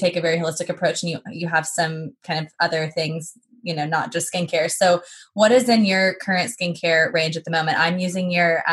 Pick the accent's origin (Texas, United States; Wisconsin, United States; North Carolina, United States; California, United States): Texas, United States; moved away as an adult; now in London, United Kingdom; I'm from Texas